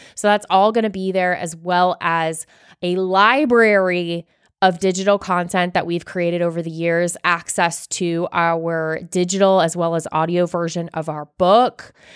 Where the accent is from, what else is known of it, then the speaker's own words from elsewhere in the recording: Florida, United States; now in Georgia, United States; growing up in Florida